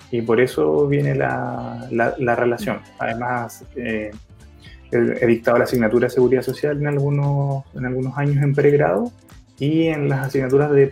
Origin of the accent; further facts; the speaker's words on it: Chile; also born or lived in Osorno / Iquique / Valparaíso / Puerto Montt; yo soy eh, ciudadano de Chile, por decirlo así por el trabajo de mi, de mi familia. Si bien nací en Osorno, eh, viví Iquique, Valparaíso, vía Alemana, Puerto Montt, Talcahuano y terminé viviendo ya por la época universitaria en Concepción.